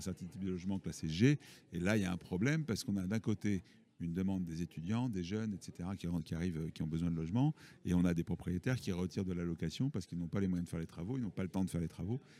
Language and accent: French; Toulouse, Occitania, France; Je suis issu de Toulouse.